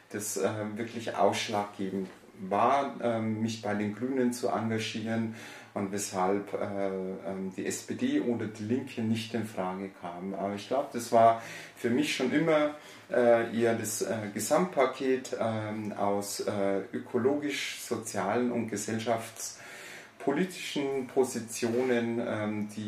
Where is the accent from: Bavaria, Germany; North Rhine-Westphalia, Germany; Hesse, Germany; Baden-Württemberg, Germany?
Bavaria, Germany; geboren und aufgewachsen äh, bin ich im äh, Bayerischen Wald, ähm, habe da, also stamme aus ein, äh, einer einfachen Arbeiterfamilie